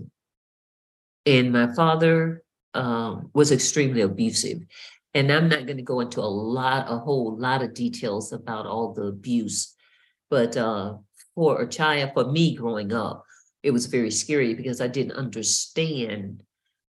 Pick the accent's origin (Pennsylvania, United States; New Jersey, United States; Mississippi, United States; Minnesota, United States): Mississippi, United States; I was born and raised in Mississippi